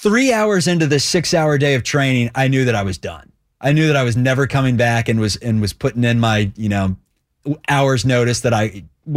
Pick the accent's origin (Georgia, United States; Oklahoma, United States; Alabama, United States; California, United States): Alabama, United States; Dothan; I mean, I guess my hometown. I didn't live in, you know, the sexiest cities in the world. Dothan, Alabama, where it's so hot.